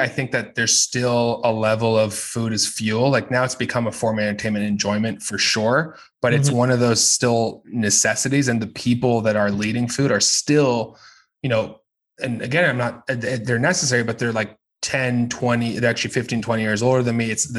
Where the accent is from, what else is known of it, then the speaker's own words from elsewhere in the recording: United States; Everything. I'm American.